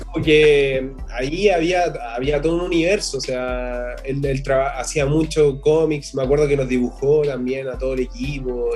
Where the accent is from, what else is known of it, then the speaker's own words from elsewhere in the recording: Puente Alto, Santiago Metropolitan Region, Chile; yo vengo de Puente Alto